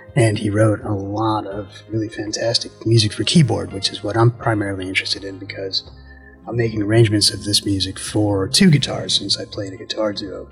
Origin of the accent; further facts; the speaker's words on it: New Jersey, United States; I'm from New Jersey in a, in a, small suburb of New York